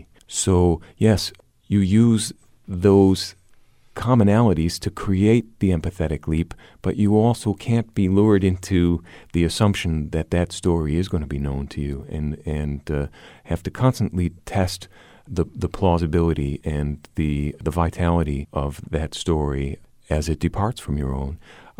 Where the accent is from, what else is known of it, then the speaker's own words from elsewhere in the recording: Bangkok, Thailand; also born or lived in Chicago, United States; Actually, I was born in Chicago and went to Bangkok as an 11-year-old and spent my teen years there, not quite 10.